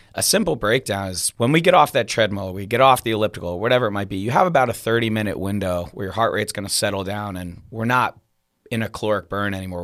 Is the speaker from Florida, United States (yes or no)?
no; Washington, District of Columbia, United States; moved away as an adult; also born or lived in California; now in Petaluma, United States; I'm actually from Washington, D C